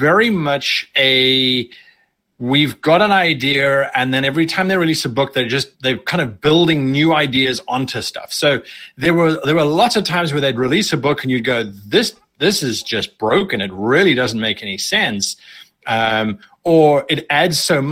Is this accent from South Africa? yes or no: yes; South Africa; moved away; I'm originally from South Africa, and so we were very, very isolated.